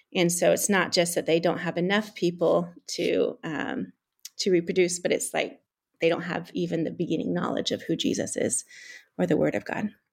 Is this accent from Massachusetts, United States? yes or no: no; California, United States; moved away as an adult; also born or lived in East Africa; now in Central Asia; as a Californian